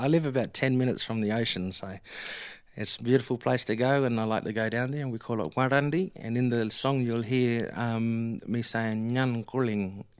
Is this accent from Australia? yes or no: yes; Australia; now in United States; when I say our people, I mean the Aboriginal people